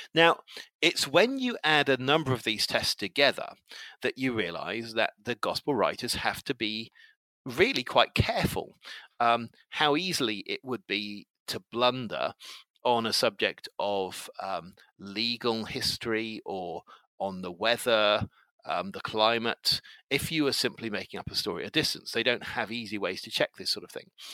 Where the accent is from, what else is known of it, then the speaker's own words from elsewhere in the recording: England, United Kingdom; I'm uh, 48 and I'm English